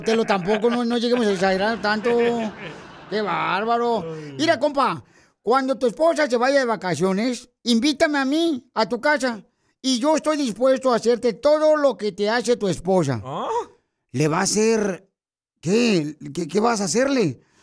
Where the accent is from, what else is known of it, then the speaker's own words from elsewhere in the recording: Ocotlán, Jalisco, Mexico; moved away; also born or lived in Italy; Yo soy de Ocotlán, aunque primeramente nací en Italia